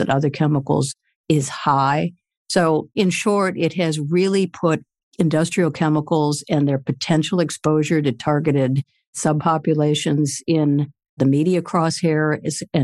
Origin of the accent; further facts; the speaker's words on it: Michigan, United States; now in Washington, D.C., United States; I grew up in Michigan